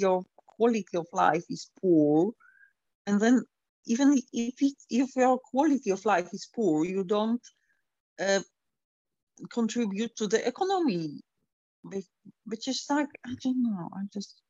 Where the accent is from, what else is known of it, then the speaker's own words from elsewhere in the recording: Poland; now in United Kingdom; I'm originally from Poland